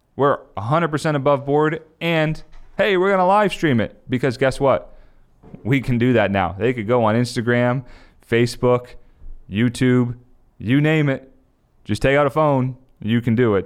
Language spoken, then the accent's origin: English; New Jersey, United States; where I grew up in South Jersey